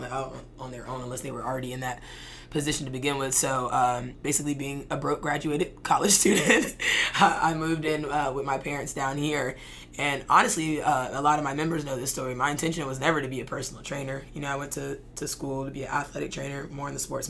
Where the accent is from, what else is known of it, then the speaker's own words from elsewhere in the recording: Charlotte, North Carolina, United States; now in Florida, United States; We're originally from Charlotte